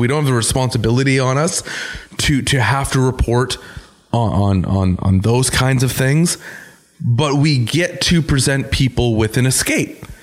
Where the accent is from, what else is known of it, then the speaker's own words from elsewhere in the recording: Canada; we're still Canadian.